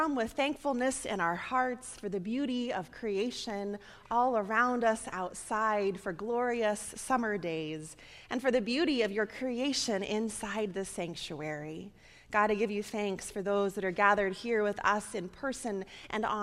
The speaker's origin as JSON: {"language": "English", "region": "Nebraska", "country": "United States", "tie": "born or raised there", "moved": "yes", "lives_now": "Michigan, United States", "said": "my home state there"}